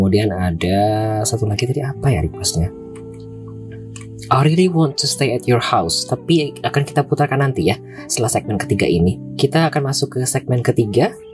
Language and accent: Indonesian; Payakumbuh, West Sumatra, Indonesia; also born or lived in Padang; Aku asli Payakumbuh, Sumatera Barat. Um, ya, sebelumnya domisili di Padang, Sumatera Barat, tetapi pindah ke Payakumbuh sejak akhir November kalau tidak salah.